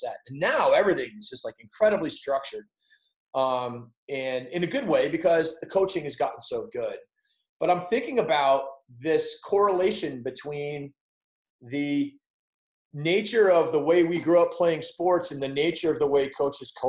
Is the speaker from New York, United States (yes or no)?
no; Providence, Rhode Island, United States; I grew up in Providence, Rhode Island